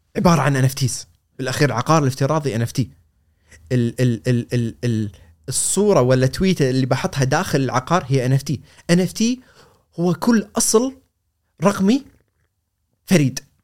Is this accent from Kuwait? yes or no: yes; Kuwait; انا كويتي صغير